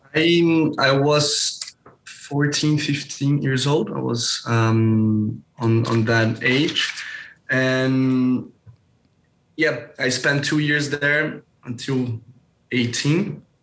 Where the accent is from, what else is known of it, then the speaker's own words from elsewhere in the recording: Brazil; also born or lived in Geneva, Switzerland; here in Brazil, I'm from Brazil